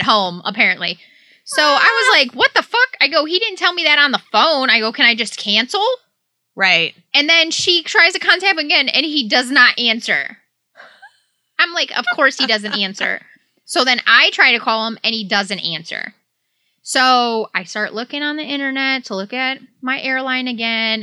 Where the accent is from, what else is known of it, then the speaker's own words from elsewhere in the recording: Detroit, Michigan, United States; moved away; I grew up in Southeast Michigan, like Detroit area